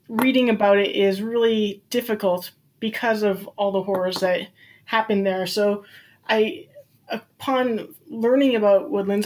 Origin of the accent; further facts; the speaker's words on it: Surrey, British Columbia, Canada; I grew up in Surrey, BC, which is about 20 minutes away from New Westminster.